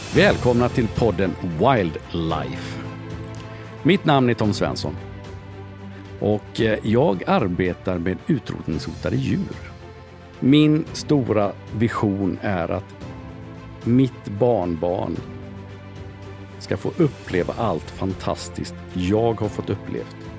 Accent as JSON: {"language": "Swedish", "country": "Sweden", "tie": "born or raised there", "also_born_or_lived": "Denmark", "said": "Jag är född i Danmark. De första åren är jag uppväxt i Danmark. Flyttade till Sverige, gått i skola i Sverige"}